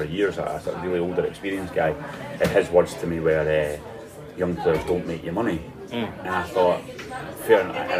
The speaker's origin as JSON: {"language": "English", "region": "Scotland", "country": "United Kingdom", "said": "being a Scottish fan, football fan"}